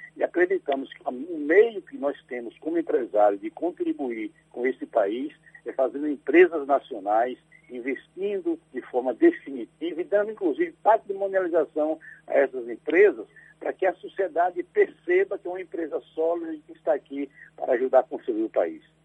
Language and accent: Portuguese; Alagoinhas, Bahia, Brazil; also born or lived in Sagre Dias (Mimoso region), Bahia; Eu nasci em Alagoinhas, mas vivi muito tempo em Sagre Dias, na pela região lá de Mimoso, é, onde a atividade era campal mesmo. Então, a minha família é de trabalhador rural e eu vivi esse tempo na roça, depois voltei para Lagoinhas para estudar